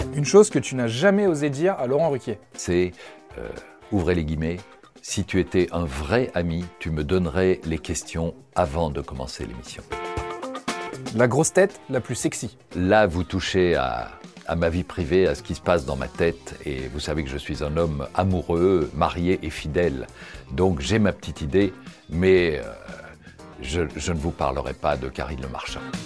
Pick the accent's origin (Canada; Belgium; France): Belgium; Brussels, Brussels-Capital Region; Je suis né à Bruxelles, j'y vis, j'y travaille.